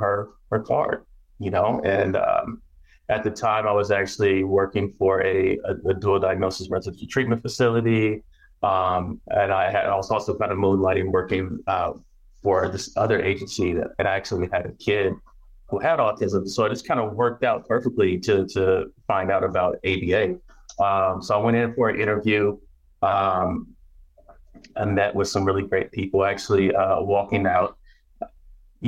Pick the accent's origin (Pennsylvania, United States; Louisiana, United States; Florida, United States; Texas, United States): Louisiana, United States; Baton Rouge; moved away; also born or lived in California; I'm Southern born. I was born in Baton Rouge, Louisiana. And we moved to California like in the late 80s. But I was still Southern raised, man.